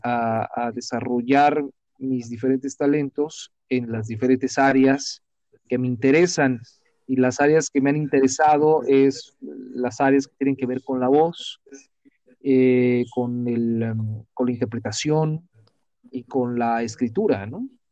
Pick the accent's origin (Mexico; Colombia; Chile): Mexico; soy mexicano, eh, bueno, nací en México, pero soy ciudadano del mundo